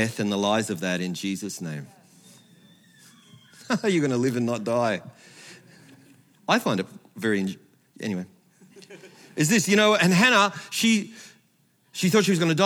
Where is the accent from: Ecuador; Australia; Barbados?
Australia; I'm Australian